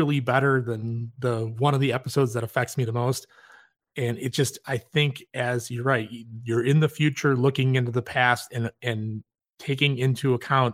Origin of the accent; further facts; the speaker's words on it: Chicago, Illinois, United States; I'm from Chicago